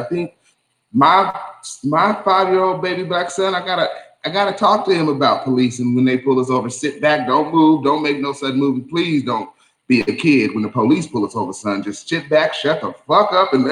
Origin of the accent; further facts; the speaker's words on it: Eunice, New Mexico, United States; I grew up in Eunice, New Mexico.